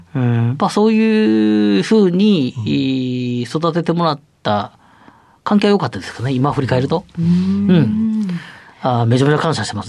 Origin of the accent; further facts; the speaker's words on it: Otsu, Shiga, Japan; 出身は滋賀県大津市です